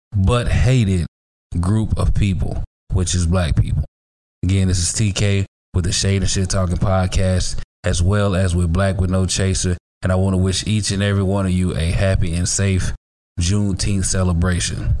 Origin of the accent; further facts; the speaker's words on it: Hattiesburg, Mississippi, United States; now in Houston, United States; I am a native Mississippian, born and raised, and I live here in Texas now in the Houston area.